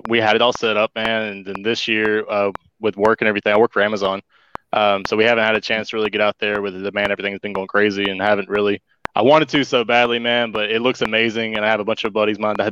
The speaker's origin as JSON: {"language": "English", "town": "Greensboro", "region": "North Carolina", "country": "United States", "tie": "born or raised there", "also_born_or_lived": "San Diego, California", "said": "Being from North Carolina, I'm from Greensboro, North Carolina."}